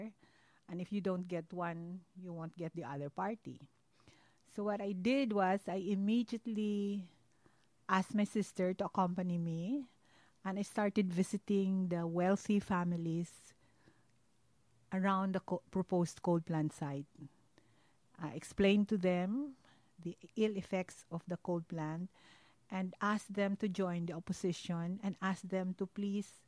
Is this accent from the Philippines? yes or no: yes; Bago, Negros Occidental, Philippines; moved away as an adult; my hometown, which is Bago City.